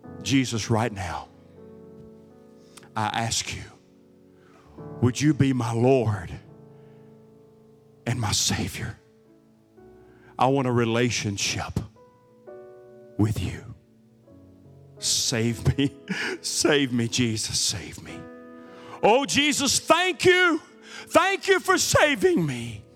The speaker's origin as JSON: {"language": "English", "country": "United States", "tie": "born there", "said": "Because I'm an American, and this is a Christian nation, which is debatable anymore. Because this is America, I was born in America."}